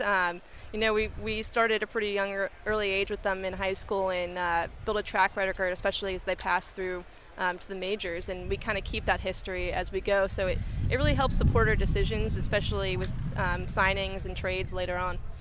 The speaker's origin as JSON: {"language": "English", "area": "Marin", "region": "California", "country": "United States", "tie": "born or raised there", "said": "growing up in Marin, going to high school there"}